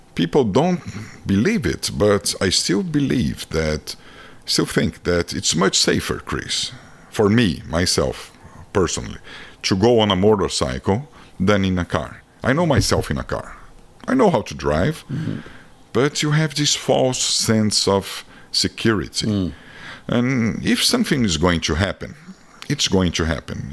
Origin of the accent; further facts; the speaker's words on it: Brazil; accent: Brazilian; English is a second language; moved away as an adult; now in United States; being a Brazilian in America